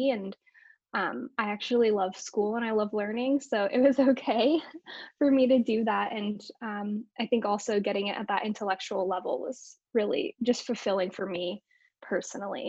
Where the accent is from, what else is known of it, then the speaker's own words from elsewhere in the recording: Northern California, United States; where I grew up in Northern California